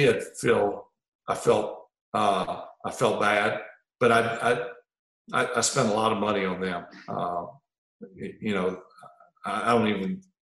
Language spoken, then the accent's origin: English; Mississippi Gulf Coast, United States; moved away; my hometown is right on the front right of that eye